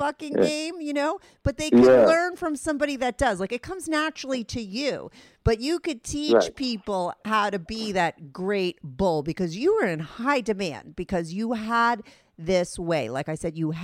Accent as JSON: {"language": "English", "town": "New York City", "region": "New York", "country": "United States", "said": "I'm from the NYC, Manhattan. I live in Manhattan."}